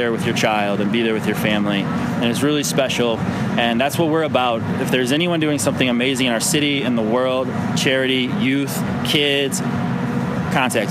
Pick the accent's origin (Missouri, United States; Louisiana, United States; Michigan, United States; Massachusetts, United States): Missouri, United States; St. Louis; I grew up playing right here in the St. Louis Latin League